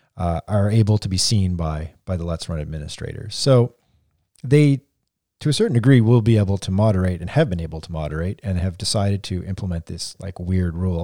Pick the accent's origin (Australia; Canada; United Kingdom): Canada; we're all Canadian here